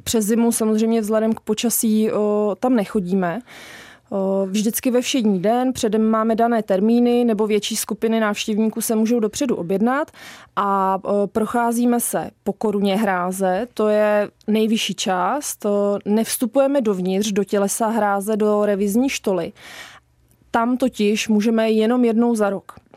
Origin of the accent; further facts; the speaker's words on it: Liberec, Liberec Region, Czechia; now in Zruč nad Sázavou, Czech Republic; Tak já pocházím z Liberce